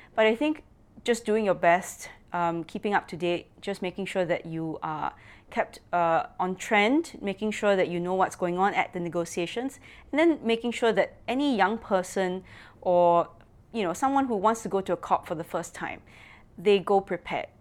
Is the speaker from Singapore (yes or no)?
yes; Singapore; I'm from Singapore